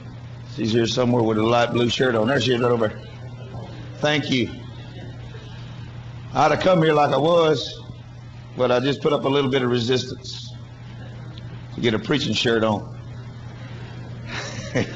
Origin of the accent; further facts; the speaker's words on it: Louisiana, United States; moved away as an adult; now in Mexico; they went down to Louisiana, and they went in them swamps down there, and that's where I came out. I come out of one of them swamps down there.